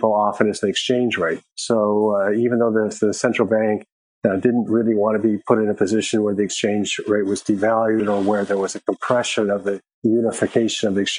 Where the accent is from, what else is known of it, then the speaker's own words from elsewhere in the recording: Canada; now in Nigeria; I'm Canadian